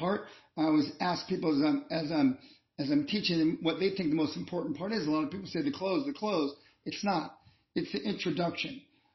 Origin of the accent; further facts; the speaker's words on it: Columbus, Ohio, United States; I'm from Columbus, Ohio